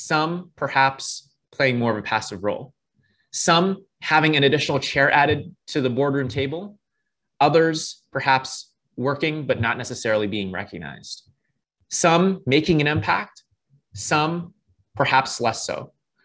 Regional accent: Toronto, Ontario, Canada; I was born and raised in Toronto, Canada

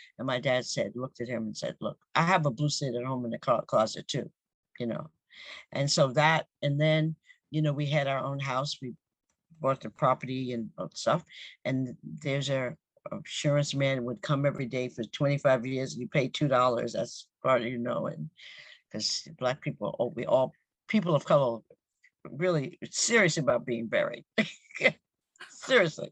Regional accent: Westbury, New York, United States; I grew up in Westbury, Long Island

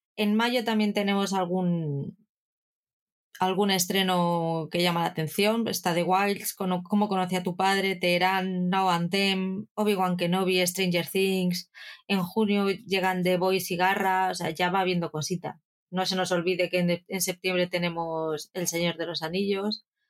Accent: Spain; hablamos latino en España

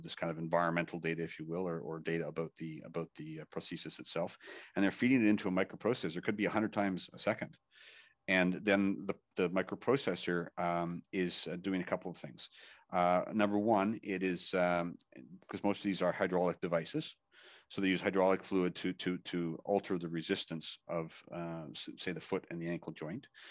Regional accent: Canada; also born or lived in Thailand; I'm Canadian, but I, I, I live, uh, also in Thailand, so I'm back and forth

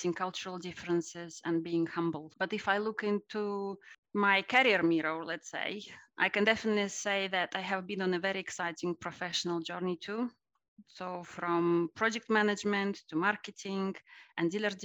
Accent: Russia; I was born in Russia at the end of the Soviet Union age

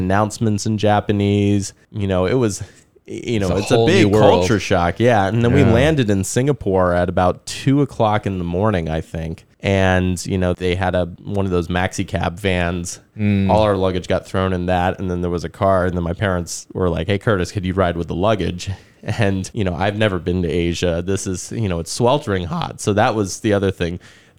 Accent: Frankfurt, Hesse, Germany; born there; So I was born in Germany back in 83. So Frankfurt was where I was born.

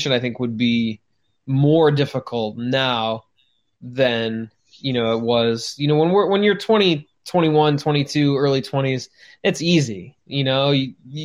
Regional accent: Chicago, Illinois, United States; we are from Chicago

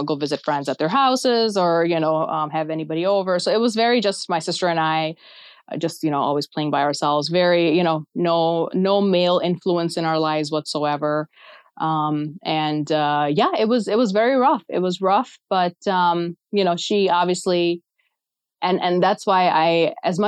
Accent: Pakistan; now in United States; I was born in Pakistan

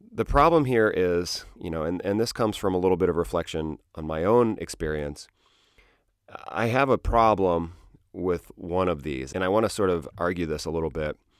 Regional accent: South Bend, Indiana, United States; I grew up in South Bend, Indiana

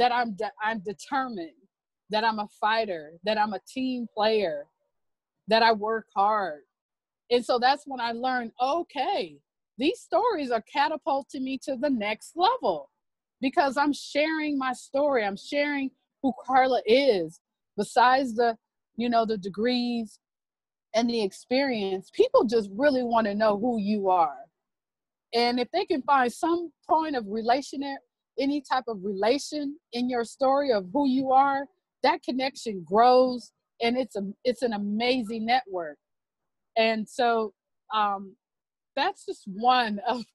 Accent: Los Angeles / Bakersfield, California, United States; moved away; my hometown of Los Angeles / Bakersfield, California.

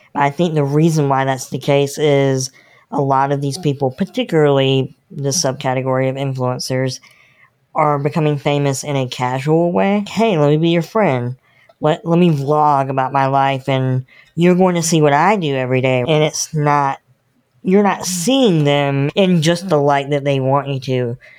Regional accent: North Carolina, United States; I'm born and bred in North Carolina

